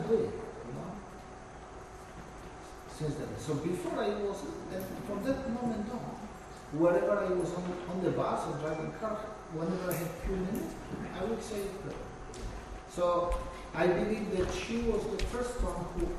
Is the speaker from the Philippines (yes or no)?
no; Poland; moved away; I'm coming from Poland